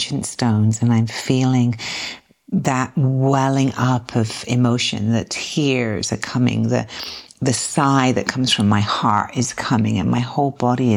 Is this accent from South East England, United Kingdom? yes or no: yes; South East England, United Kingdom; moved away as an adult; now in United States; I'm from the southeast of England, not the southwest of England.